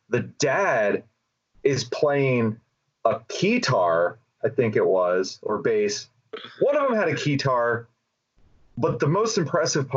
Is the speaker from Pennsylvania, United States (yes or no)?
yes; Central Pennsylvania, United States; we're from Central PA.